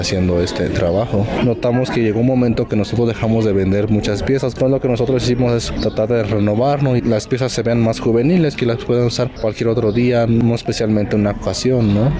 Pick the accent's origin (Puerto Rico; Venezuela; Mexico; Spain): Mexico; San Baltazar, Oaxaca; soy originario de San Baltasar de la Vila, de Oaxaca